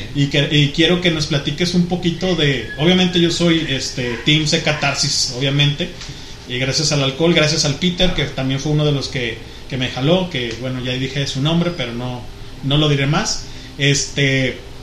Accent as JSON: {"language": "Spanish", "town": "Guadalajara", "region": "Jalisco", "country": "Mexico", "said": "Pues de Guadalajara"}